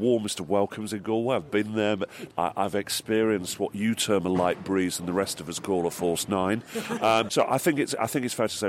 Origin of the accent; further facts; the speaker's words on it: Sale, North West England, United Kingdom; moved away; I'm originally actually from Sale